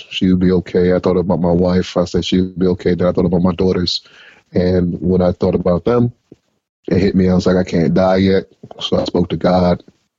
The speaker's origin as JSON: {"language": "English", "town": "Atlanta", "region": "Georgia", "country": "United States", "tie": "born or raised there", "moved": "yes", "said": "when I got back to my hometown in Atlanta"}